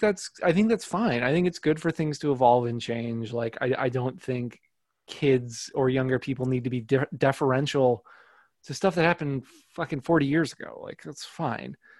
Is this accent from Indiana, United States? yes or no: yes; northwest Indiana, United States; i grew up in uh, northwest indiana